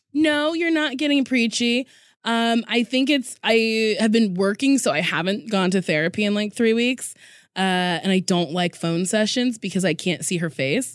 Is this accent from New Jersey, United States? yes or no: yes; Lincroft, New Jersey, United States; Middletown, New Jersey, Monmouth